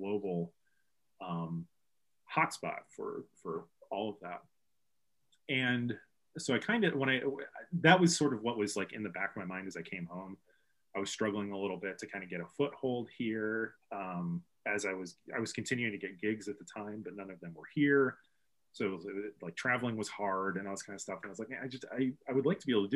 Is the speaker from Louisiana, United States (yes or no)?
no; Bloomington, Illinois, United States; moved away as an adult; also born or lived in Chicago; my wife and I moved back to Bloomington Normal from Chicago in 2012.